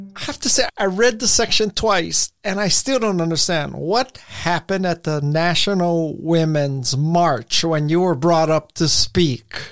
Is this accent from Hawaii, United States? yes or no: yes; Hawaii, United States; I'm from Hawaii